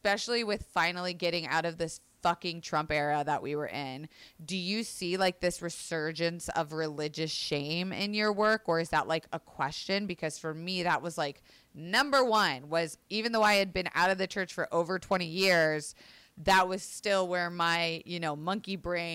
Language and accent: English; Florida, United States; I grew up in Florida, which was a very religious